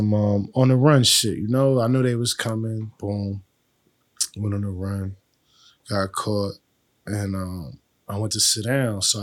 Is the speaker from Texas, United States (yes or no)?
no; Boston, Massachusetts, United States; also born or lived in Dorchester, Boston; I'm from Boston. Like, I live in Dorchester, but I'm from East Boston